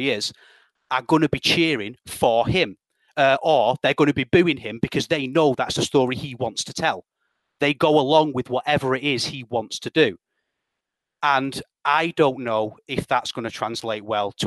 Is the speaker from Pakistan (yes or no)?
no; United Kingdom; I'm British